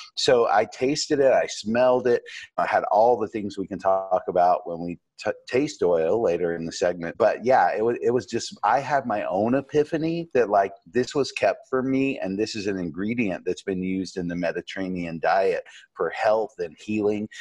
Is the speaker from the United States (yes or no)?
yes; Asheville, North Carolina, United States; also born or lived in New York City; I had an apple tree in my backyard here in Asheville, North Carolina, where I grew up